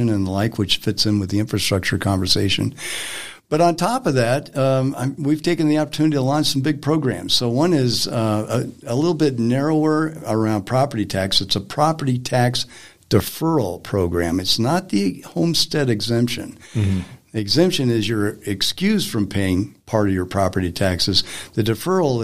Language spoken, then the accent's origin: English; Greeley, Colorado, United States; I come from Weld County, Greeley